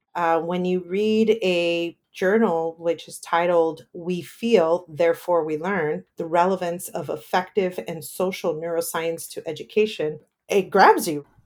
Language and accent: English; Paramount, California, United States; I grew up in that same area. I grew up in Paramount, right next to Lakewood in Long Beach